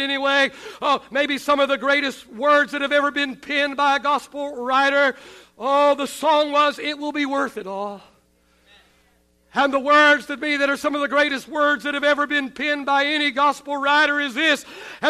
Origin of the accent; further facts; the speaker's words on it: Oklahoma, United States; also born or lived in West Texas; now in Texas, United States; I grew up in Oklahoma